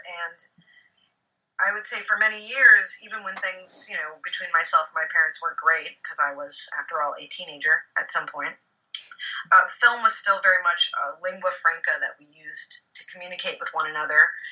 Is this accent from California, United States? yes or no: yes; Los Angeles, California, United States; now in New York, United States; I grew up in Los Angeles